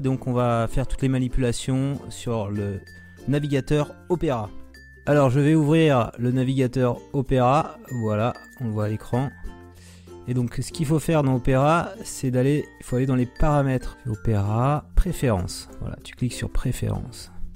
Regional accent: France; nous français

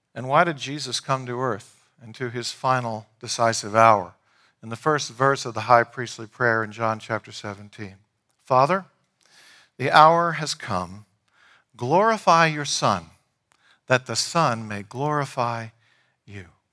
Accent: Leesburg, Virginia, United States; I grew up in downtown Leesburg

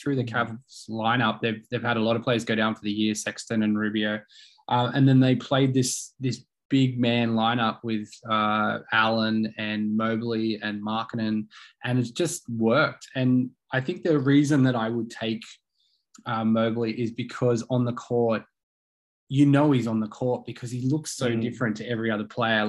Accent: Australia

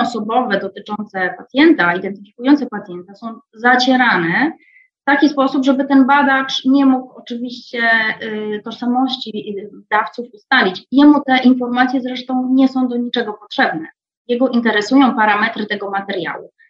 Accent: Wrocław, Lower Silesian Voivodeship, Poland; a jestem sama wrocławianką.

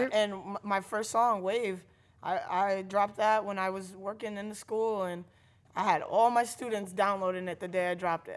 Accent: New London, Connecticut, United States; I grew up in New London.

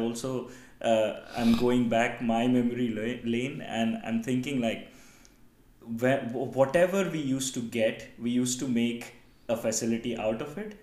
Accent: Itarsi, Madhya Pradesh, India; I come from Itarsi, which is like now, I think, 150,000 people

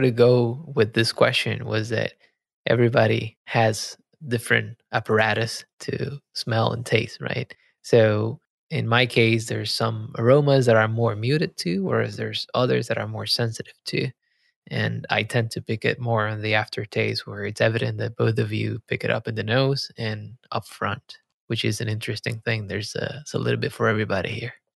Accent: Puerto Rico; moved away; I grew up in Puerto Rico

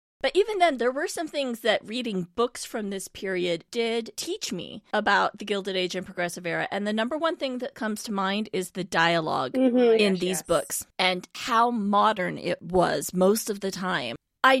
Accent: California, United States; I'm a … too.

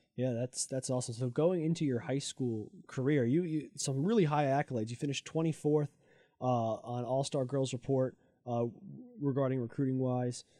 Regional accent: New Jersey, United States; I'm from, like, North Jersey, so forty-five minutes away

